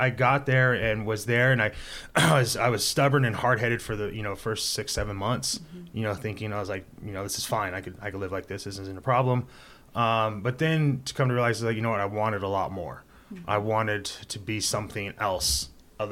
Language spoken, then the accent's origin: English; Hanford, California, United States; moved away as an adult; also born or lived in Atascadero; now in Paso Robles, United States; I grew up in the Central Valley